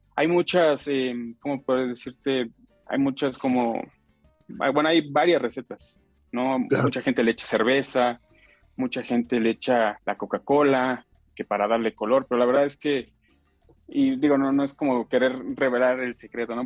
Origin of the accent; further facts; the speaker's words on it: Michoacán, Mexico; nosotros, toda la familia es de, somos de allá de Michoacán